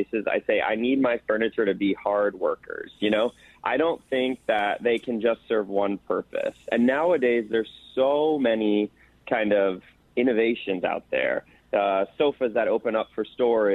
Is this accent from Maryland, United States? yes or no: no; Chicago, Illinois, United States; moved away; also born or lived in Los Angeles; at 13 years old, was growing up in Chicago